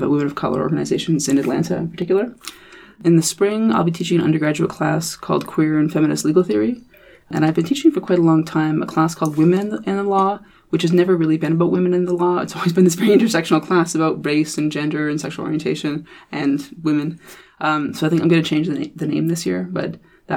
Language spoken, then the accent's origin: English; Canada; me being a Canadian and a Canadian legal scholar